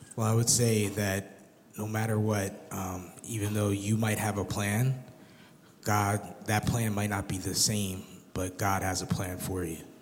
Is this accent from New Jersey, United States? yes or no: yes; New Jersey, United States; moved away as an adult; I'm originally from New Jersey